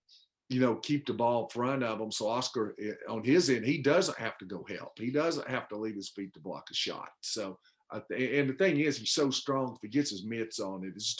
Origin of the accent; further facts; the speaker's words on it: Tennessee, United States; I grew up in Tennessee